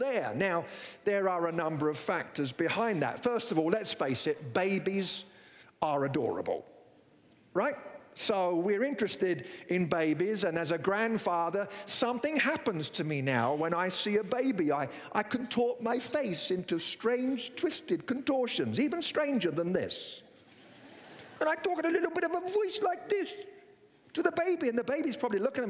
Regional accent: England, United Kingdom; moved away as an adult; now in United States; I'm from England

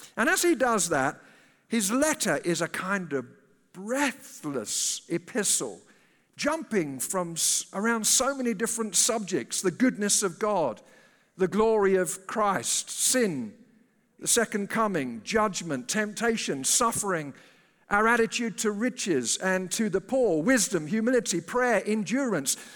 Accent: United Kingdom; moved away as an adult; now in United States; it's a British passport. I'm, uh, I'm not an American citizen. I'm a resident alien here.

